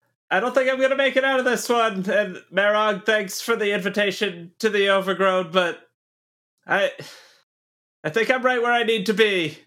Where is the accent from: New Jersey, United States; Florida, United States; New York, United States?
Florida, United States; I am from Florida, born and raised.